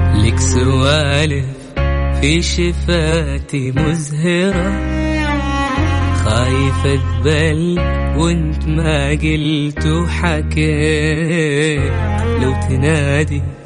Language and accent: Arabic; Ha'il, Ha'il Province, Saudi Arabia; من حائل